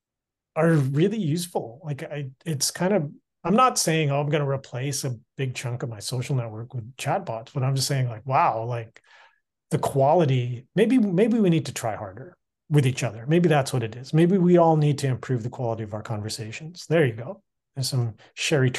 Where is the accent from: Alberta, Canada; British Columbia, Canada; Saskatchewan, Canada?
British Columbia, Canada; Canby Village area; Both you and I grew up in Canby Village area